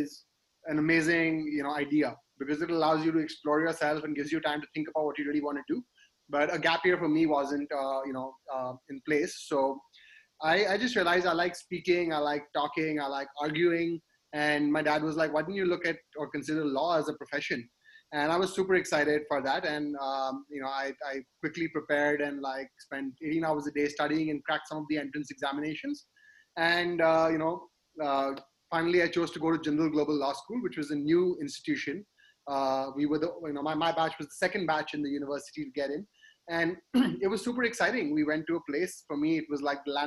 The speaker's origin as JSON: {"language": "English", "town": "Kolkata", "region": "West Bengal", "country": "India", "tie": "born or raised there", "said": "I grew up in Calcutta. I did my schooling there."}